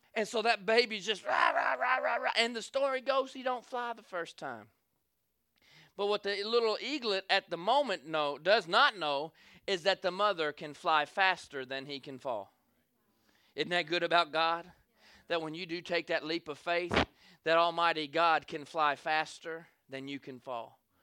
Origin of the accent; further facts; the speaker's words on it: the South, United States; I'm from the South.